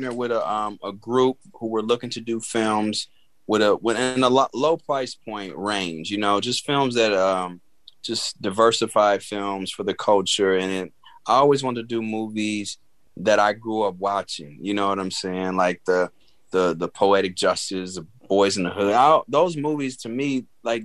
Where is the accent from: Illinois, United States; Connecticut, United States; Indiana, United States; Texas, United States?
Illinois, United States; Chicago; moved away as an adult; now in Los Angeles, United States; I'm from the Chicago